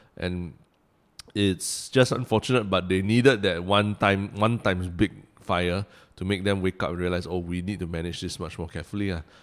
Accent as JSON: {"language": "English", "country": "Singapore", "said": "Singaporeans have this very strange relationship with nature. I mean, we, we are, we are surrounded by it. We, we built our city from a jungle"}